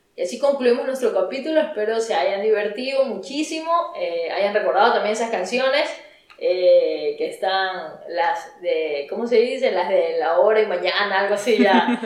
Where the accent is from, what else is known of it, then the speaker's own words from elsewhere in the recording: Ecuador; somos obviamente ecuatorianas